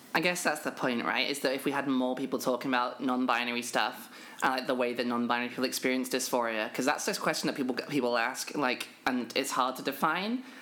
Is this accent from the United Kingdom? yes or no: yes; United Kingdom; I am a British trans woman